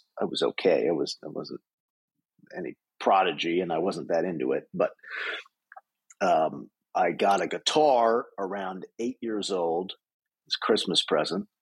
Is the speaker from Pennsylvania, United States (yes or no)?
yes; outside of Philadelphia, Pennsylvania, United States; moved away as an adult; now in Los Angeles, United States; I grew up on the East Coast, right outside of Philadelphia